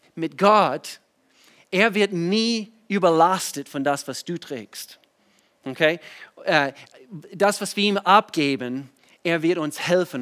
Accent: United States; German is a second language; moved away as an adult; now in Germany; ich komme aus den USA, bin wohnhaft in Deutschland seit, eigentlich dieses Jahr, seit 20 Jahren, 98 bin ich, bin ich nach Deutschland gezogen mit meiner Frau.

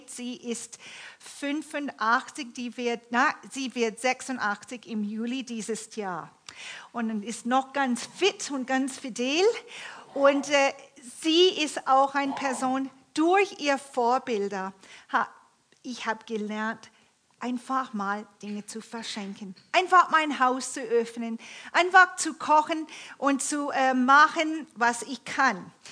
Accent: Toronto, Ontario, Canada; Ich bin in Kanada aufgewachsen, in der Großstadt Toronto

